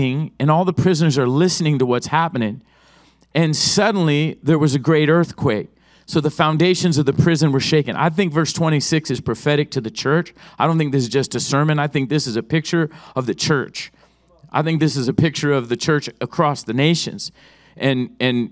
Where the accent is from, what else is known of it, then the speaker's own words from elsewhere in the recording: Oceanside, California, United States; I was raised in Oceanside